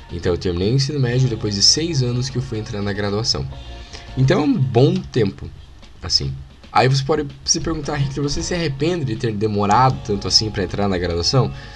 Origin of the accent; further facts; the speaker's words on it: Paraná, Brazil; accent: Paranaense; paranaense aqui, o sotaque paranaense agora falou alto